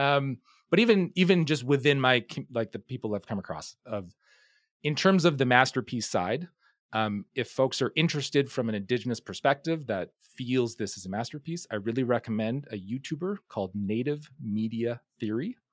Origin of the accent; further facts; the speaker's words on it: Hay River, Northwest Territories, Canada; I grew up in a town called Hay River